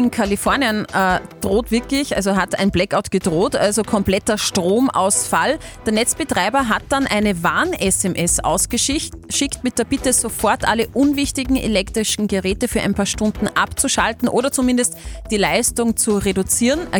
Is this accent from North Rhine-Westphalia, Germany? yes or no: yes; Rheinbach, North Rhine-Westphalia, Germany; Wir kommen aus Rheinbach in Ingreis.